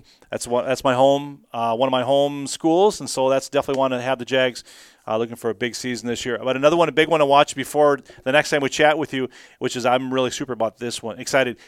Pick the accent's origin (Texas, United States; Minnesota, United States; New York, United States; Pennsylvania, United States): Minnesota, United States; Austin; I grew up in Austin, and I grew up in the outstate